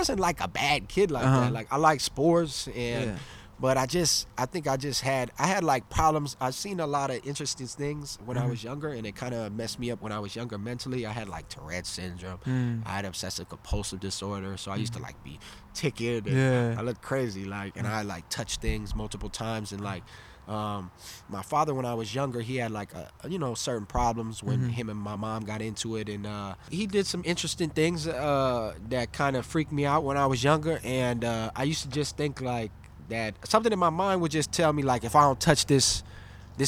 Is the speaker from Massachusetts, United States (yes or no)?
no; Los Angeles, California, United States; We moved around a lot. I'm from Los Angeles